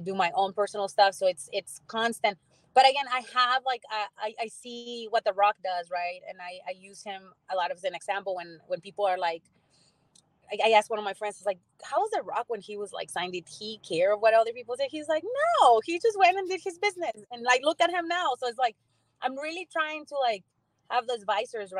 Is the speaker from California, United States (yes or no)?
no; San Antonio, Texas, United States; my hometown